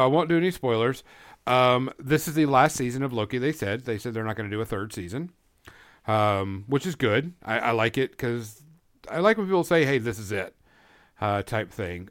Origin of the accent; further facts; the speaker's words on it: Fort Smith, Arkansas, United States; Hanging Judge Parker, which is a very prevalent person around my hometown